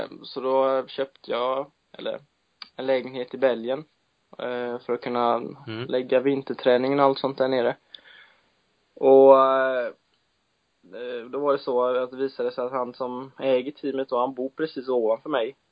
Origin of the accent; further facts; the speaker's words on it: Sweden; jag har väl bott mer i den tror jag än vad jag har bott här hemma i Sverige